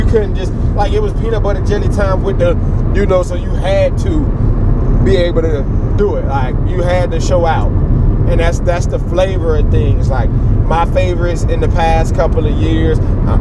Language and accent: English; Dade County, Florida, United States; I'm from Dade